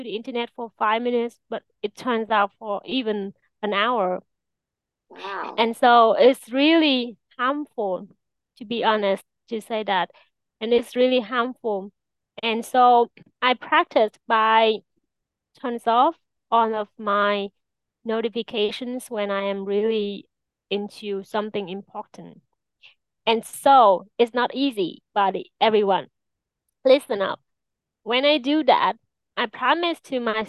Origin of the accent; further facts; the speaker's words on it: Vietnam; I am from Vietnam